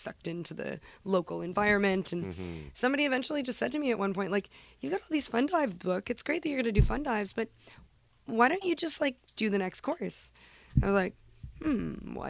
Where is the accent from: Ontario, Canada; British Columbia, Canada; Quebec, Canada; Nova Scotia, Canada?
Quebec, Canada; Montreal; when I was a little girl, I grew up in the West Island of Montreal